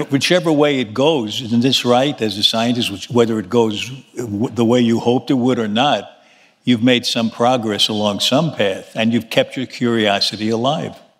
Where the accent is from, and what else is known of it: New York City, New York, United States; born or raised there